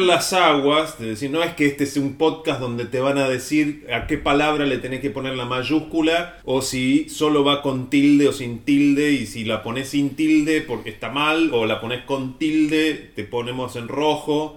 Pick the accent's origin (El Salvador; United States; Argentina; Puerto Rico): Argentina; Río Negro; yo soy de Río Negro y yo cantaba el himno de niño en la escuela